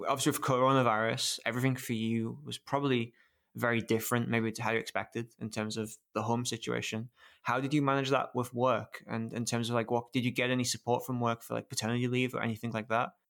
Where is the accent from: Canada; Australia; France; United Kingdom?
United Kingdom; being British